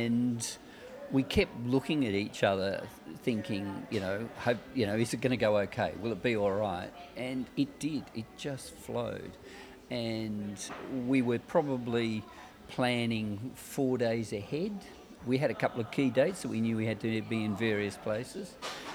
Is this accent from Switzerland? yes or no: no; Australia; we're Australian. But she's different. She's South African Australian, and I'm Australian.